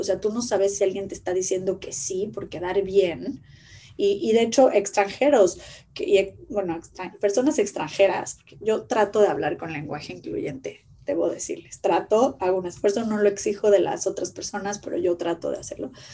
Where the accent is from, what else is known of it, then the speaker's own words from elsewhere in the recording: Mexico; como mexicanos